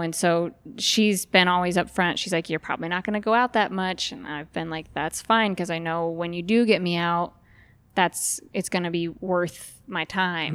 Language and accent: English; Idaho Falls, Idaho, United States; now in Frazier Park, United States; I grew up in Idaho Falls